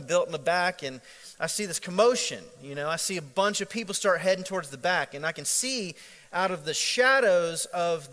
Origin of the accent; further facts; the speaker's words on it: Central Florida, United States; growing up in Central Florida, it's a very international environment